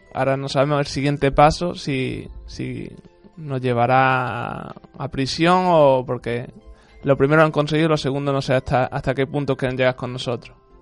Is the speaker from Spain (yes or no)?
yes; Spain; yo como único español